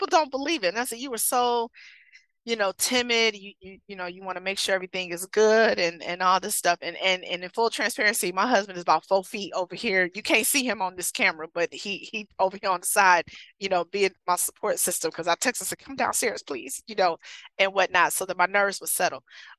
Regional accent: Michigan, United States; It's cold up here, you know, and I'm from Michigan. It was colder than that.

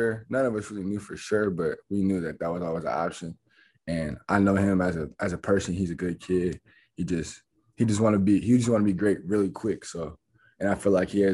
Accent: Arizona, United States; I'm from Arizona

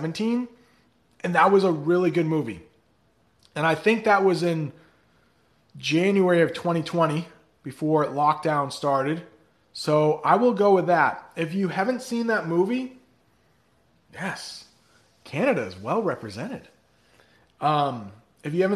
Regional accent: United States; I am an American

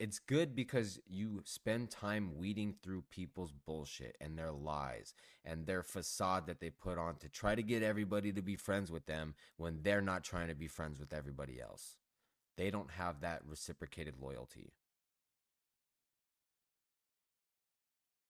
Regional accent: Los Angeles, California, United States; I grew up in Southern California. Went to Hollywood every week. Grew up in Los Angeles

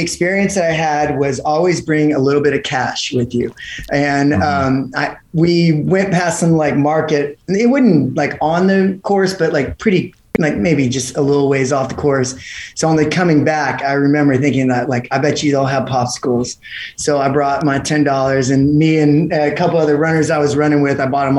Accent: Houston, Texas, United States; Houston, Texas.

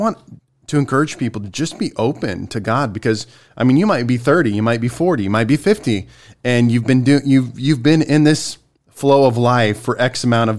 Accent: Spartanburg, South Carolina, United States; I came from Spartanburg, South Carolina.

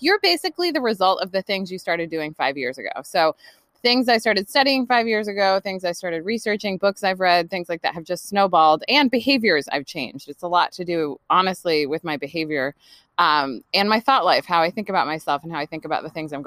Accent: California, United States; also born or lived in New York / New Jersey; now in Olympic Peninsula, Washington, United States; I grew up in California

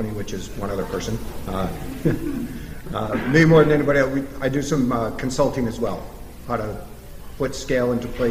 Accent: Waterford, New York, United States; I grew up in Waterford

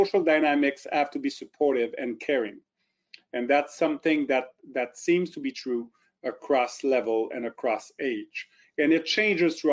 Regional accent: Drummondville, Quebec, Canada; accent: French; first language French; English is a second language; moved away as an adult; also born or lived in Ottawa / St. Catharines; now in Kingston, Canada; I am French-Canadian, born in Drummondville near Montreal. Grew up in Drummondville, and then at about 18 years old, I moved to Ottawa

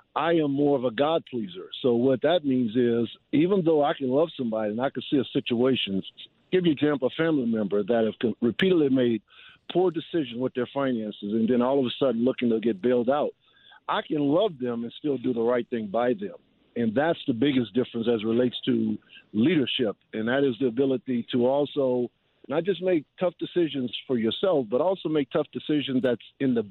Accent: New Orleans, Louisiana, United States; my hometown in a Superdome where I played high school football games

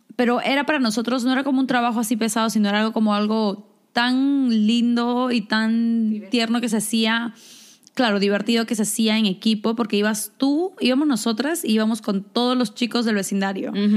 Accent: Lima, Peru; moved away; como nosotros vivimos en San Juan del Urigancho

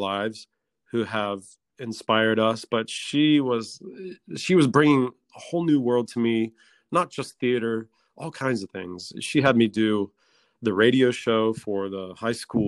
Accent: north of Dayton, Ohio, United States; also born or lived in Westchester County, New York; now in Armonk, United States; I'm originally from north of Dayton, Ohio. I grew up on a horse farm in Ohio

